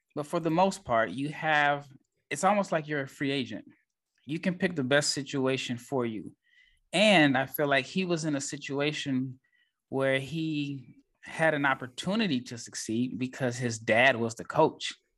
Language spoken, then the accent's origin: English; Nebraska, United States; I am from Nebraska.